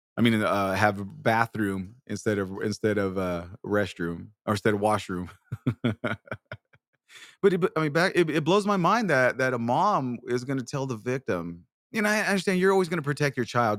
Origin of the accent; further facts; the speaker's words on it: Bakersfield, California, United States; also born or lived in Washington; now in San Antonio, United States; I'm originally from Bakersfield, California. I live in San Antonio, Texas now but I'm originally from Bakersfield